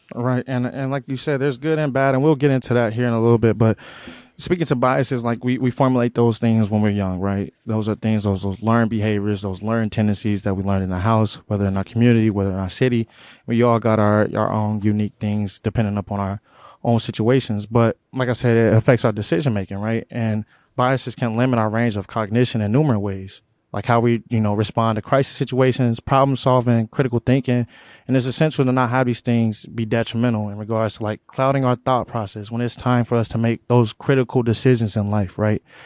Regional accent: Omaha, Nebraska, United States; growing up in North Omaha, I grew up in the hood.

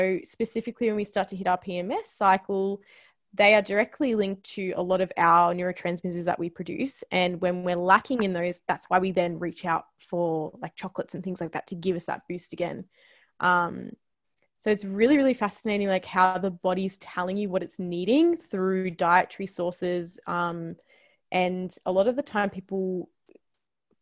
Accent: Australia; As an Aussie, like, I think that it's just, that's something that is literally just born in you as well, even though like my genetics are not from Australia

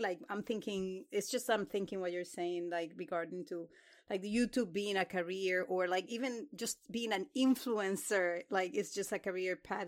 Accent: Dominican Republic; moved away; I was born in the Dominican Republic

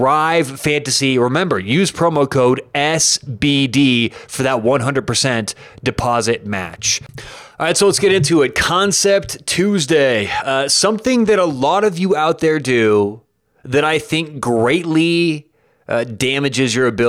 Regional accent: Denver, Colorado, United States; I grew up in Denver

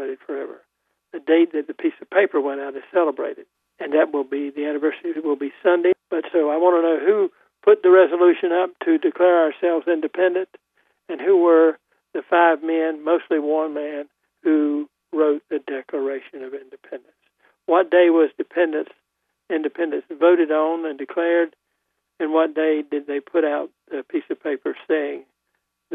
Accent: Wayne County, North Carolina, United States; I come from Wayne County

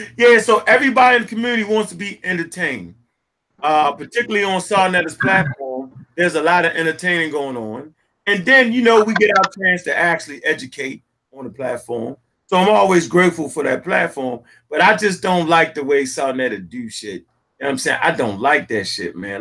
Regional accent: Baltimore, Maryland, United States; born and raised in Baltimore, Maryland

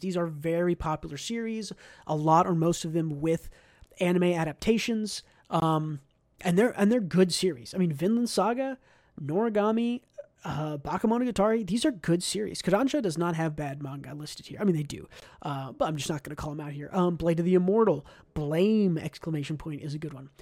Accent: United States; as an American

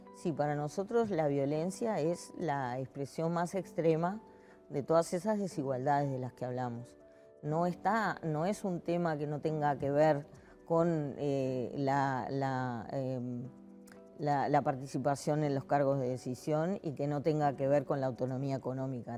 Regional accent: Uruguay; Somos el país de América Latina que estamos en el número uno en indicadores de democracia, institucionalidad

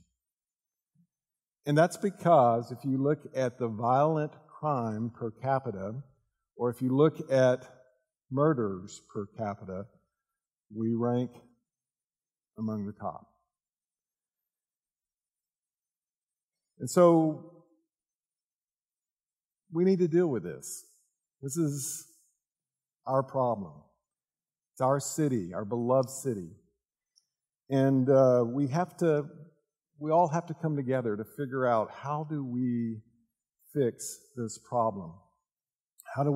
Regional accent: Dallas, Texas, United States; moved away as an adult; now in Little Rock, United States; I grew up in the Dallas area, love Dallas as well

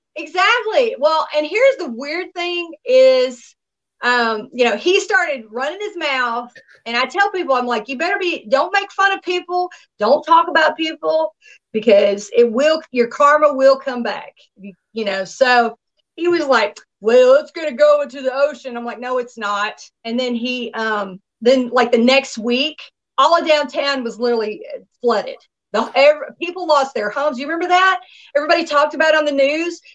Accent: Nashville, Tennessee, United States; also born or lived in Miami, Florida; now in Los Angeles, United States; my hometown, my stomping ground is Tennessee

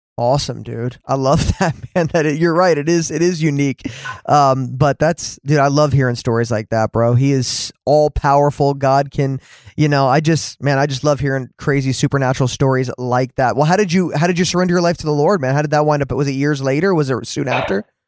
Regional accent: New Jersey, United States; moved away; I grew up in New Jersey too, man. I grew up there for 20 years of my life.

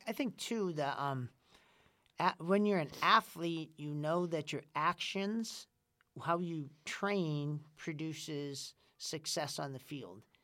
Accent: Winona, Minnesota, United States; I'm from Winona, Minnesota

